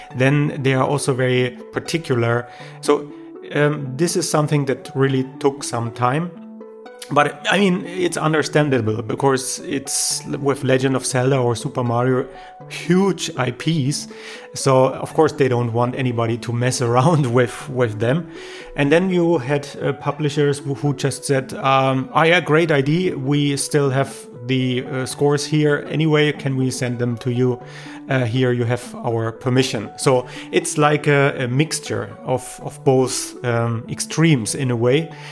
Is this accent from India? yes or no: no; Germany; I'm a producer from Germany